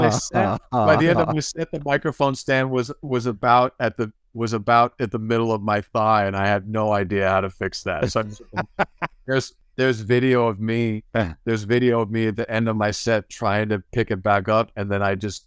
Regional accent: Schuylkill County, Pennsylvania, United States; moved away as an adult; also born or lived in Harrisburg, Pennsylvania; now in California, United States; Grew up, born and raised in Pennsylvania. So I grew up, I like to tell people away from Pennsylvania that I'm from Philly unless you're from Philly, and then I'm from a whole other place.

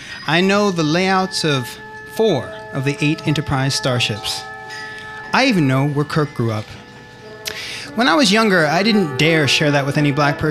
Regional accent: Berkeley, California, United States; moved away as an adult; now in Chicago, United States; I grew up in Berkeley

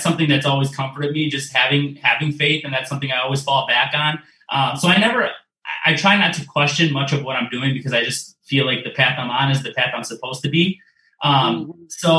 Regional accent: Detroit, Michigan, United States; I'm from Metro Detroit, so I've grown up watching, you know, Channel 7, Channel 4, and Channel 2

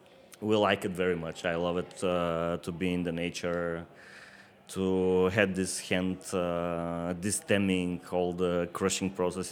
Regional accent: Burgas, Burgas Province, Bulgaria; now in Plovdiv region, Bulgaria; I was born on the seaside.

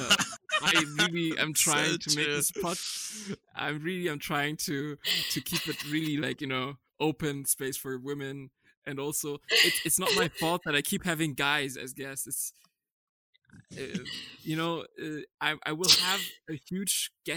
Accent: Frankfurt, Hesse, Germany; I'm a diehard Frankfurt fan just because I'm from Frankfurt

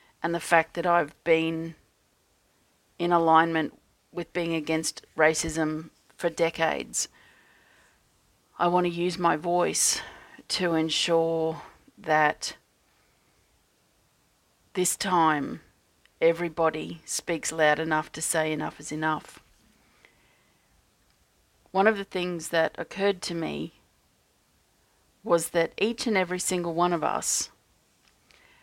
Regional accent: Australia; as an Australian energy healer

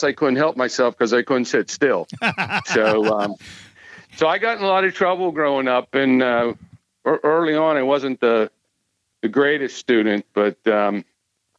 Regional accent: Butler, Pennsylvania, United States; also born or lived in Hampton, Pennsylvania; I grew up in Western Pennsylvania, and most of my years were outside of Pittsburgh

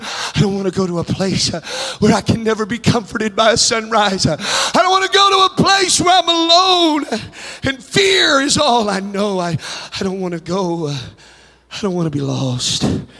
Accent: Texas, United States; My mansion's bigger than your mansion because I'm from Texas.

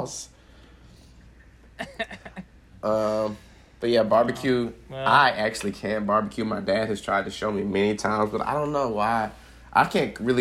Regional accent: Kansas City, Missouri, United States; now in Los Angeles, United States; I'm from Kansas City, Missouri

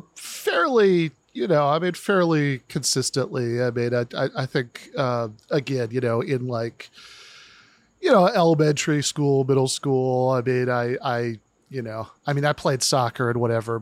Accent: East Lansing, Michigan, United States; moved away; I grew up in mid-Michigan.

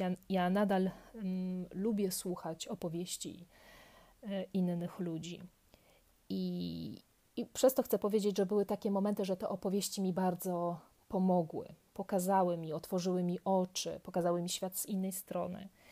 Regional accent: near Kraków, Lesser Poland, Poland; moved away as an adult; also born or lived in Łódź, Poland; now in Paris, France; urodziłam się w Polsce, całkiem niedaleko Krakowa, e, w takiej małej miejscowości. Swoją edukację tam skończyłam

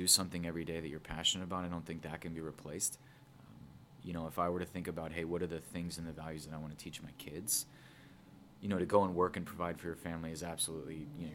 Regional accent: Northwest suburbs, Illinois, United States; born and raised in the Northwest suburbs, so grew up in that area

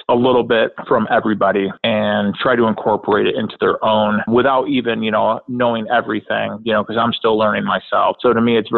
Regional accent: Rochester, New York, United States; now in Canandaigua, United States; I was born and raised in Rochester, New York

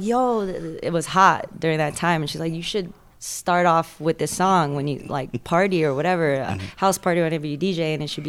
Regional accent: the Bay Area, California, United States; moved away as an adult; now in Las Vegas, United States; I'm from Cali. All over California, actually. I grew up in the Bay Area, and then I went down to Southern California before moving to Vegas.

